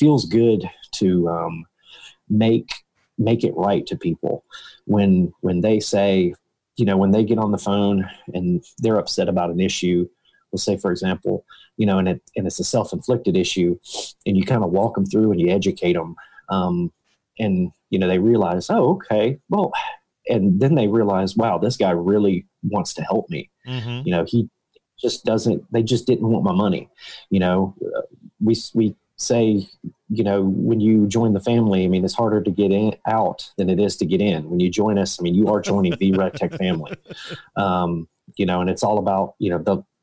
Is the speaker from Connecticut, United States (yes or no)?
no; Harlem, Georgia, United States; also born or lived in Statesboro, Georgia; I was born and raised in Harlem